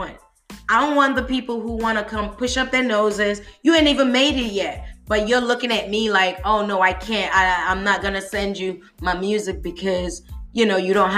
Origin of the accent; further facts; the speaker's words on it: United Kingdom; now in United States; I'm a Brit, I'm British, but I'm currently living in the States